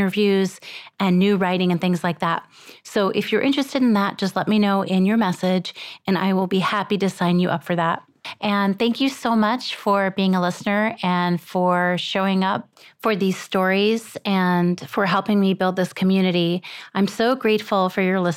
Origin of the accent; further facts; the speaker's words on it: United States; also born or lived in Israel; I moved to this country when I was just about four